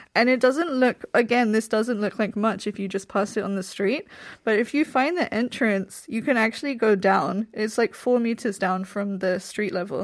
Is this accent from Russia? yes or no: no; England, United Kingdom; moved away as an adult; also born or lived in Iksan, South Korea; now in Seoul, South Korea; I'm from England